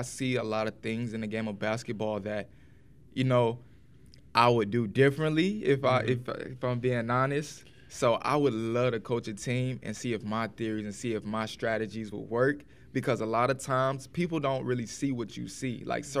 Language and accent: English; Jackson, Tennessee, United States; we're about 55 minutes.